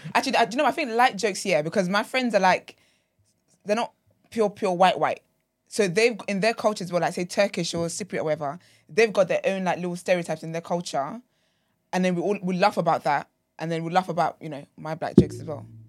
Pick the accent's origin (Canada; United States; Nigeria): Nigeria; I'm very Nigerian